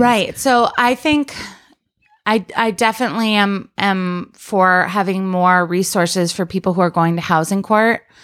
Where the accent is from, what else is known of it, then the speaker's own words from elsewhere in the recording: Rochester, New York, United States; moved away as an adult; also born or lived in Washington, D.C. area / Ithaca, New York; now in Brooklyn, United States; I'm from, I grew up in Rochester, New York